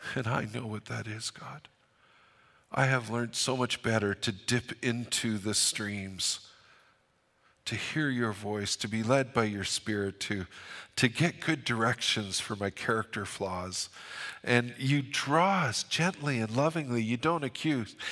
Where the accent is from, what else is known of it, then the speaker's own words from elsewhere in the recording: Fort St. John, British Columbia, Canada; I'm from Fort Saint John